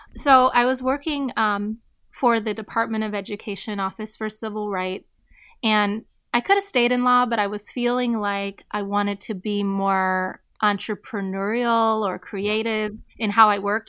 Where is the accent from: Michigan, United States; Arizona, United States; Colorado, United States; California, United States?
Michigan, United States; Southfield; also born or lived in Detroit, Michigan; we moved out shortly, a little bit after I was born to Southfield, Michigan, which is just outside of Detroit. And I'm glad I'm from there